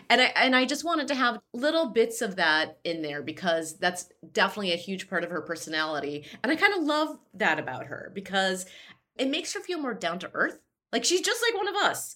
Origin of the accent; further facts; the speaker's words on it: Chicago, Illinois, United States; my hometown and to all my, my bissies in Chicago